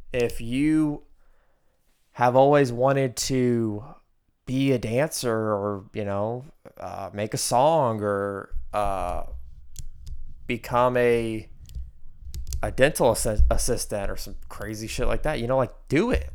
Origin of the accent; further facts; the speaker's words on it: United States; growing up in America